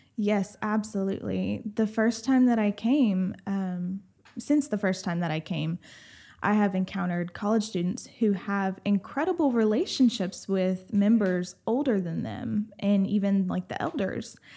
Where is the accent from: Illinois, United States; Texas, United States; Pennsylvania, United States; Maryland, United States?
Texas, United States; Rusk; so I grew up, basically, my whole childhood was basically in, um, Rusk, Texas